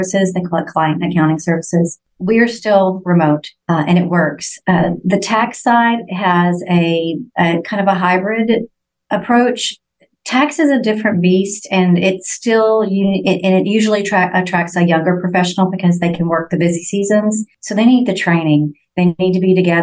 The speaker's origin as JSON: {"language": "English", "region": "Texas", "country": "United States", "said": "we're from Texas"}